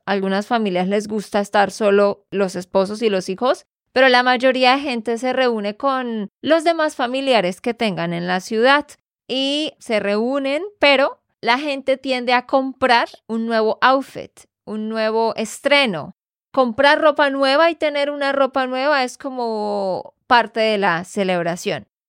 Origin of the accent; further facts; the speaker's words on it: Santander, Colombia; de Santander, Colombia